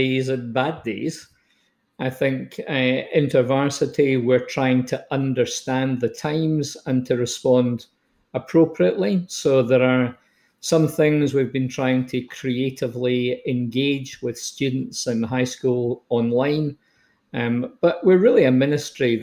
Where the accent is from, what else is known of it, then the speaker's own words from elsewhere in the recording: Scotland, United Kingdom; accent: Scottish; moved away as an adult; also born or lived in Stirling / Edinburgh / New Zealand; now in Canada; You can tell from my accent that I'm from Old Scotia.